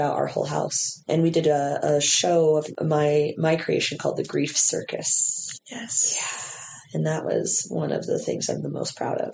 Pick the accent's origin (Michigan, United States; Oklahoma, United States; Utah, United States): Utah, United States; my hometown